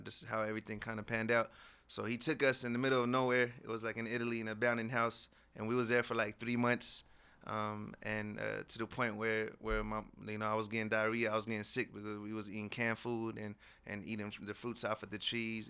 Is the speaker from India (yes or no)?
no; Morocco; I was born in Morocco.